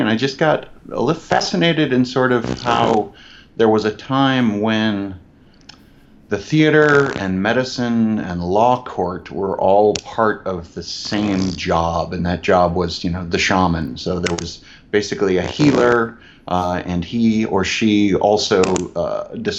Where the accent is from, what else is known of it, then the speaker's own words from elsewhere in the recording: Chicago, Illinois, United States; I am originally from Chicago. I grew up in the southwest suburbs.